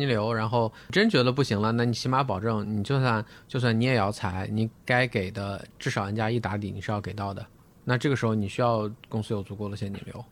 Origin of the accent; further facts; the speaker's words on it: Shandong, China; 咱们山东人就一直走在版